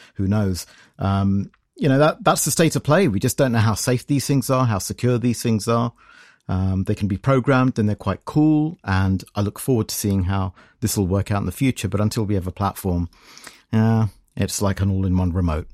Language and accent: English; United Kingdom; I'm from Britain